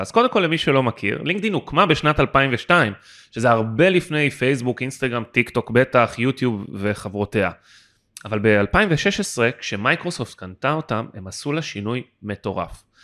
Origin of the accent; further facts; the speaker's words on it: Israel; אני גדלתי בארץ